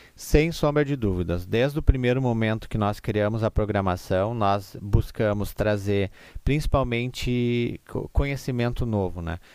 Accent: Igrejinha, Rio Grande do Sul, Brazil; nós somos uma cidade da Oktoberfest, nós somos uma cidade que tem essa cultura alemã

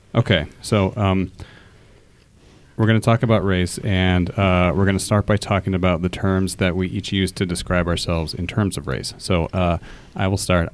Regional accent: Fort Wayne, Indiana, United States; growing up in Fort Wayne, which is predominantly white

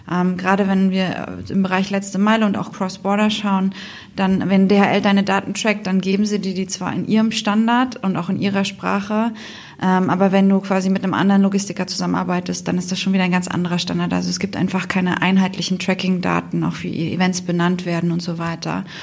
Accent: Berlin, Germany; now in Asia; Ich bin ursprünglich aus Berlin, ähm, und bin die Gründerin von Passeperform ähm, und sitze damit äh, in Asien

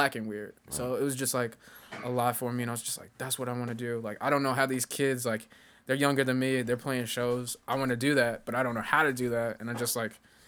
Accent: Chicago, Illinois, United States; I grew up on the South Side in Beverly

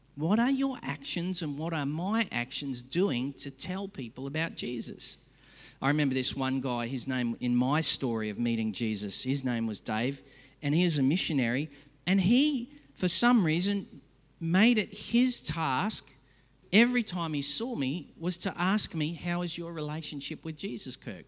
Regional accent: Australia; I hate as an Aussie

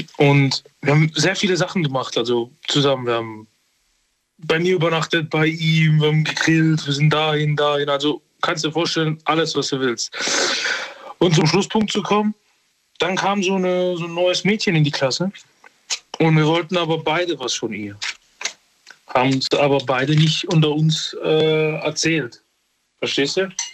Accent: Serbia; moved away; Ich, ich bin aber Serbe. Ich komme aus Serbien

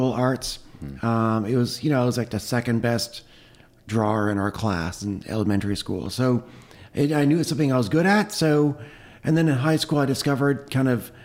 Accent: Toronto, Ontario, Canada; I grew up in Toronto in Canada, in the suburbs there.

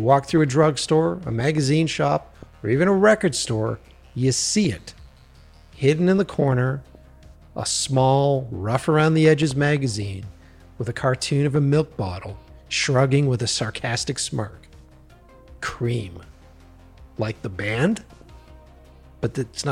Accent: Boston, Massachusetts, United States; where I grew up in Boston

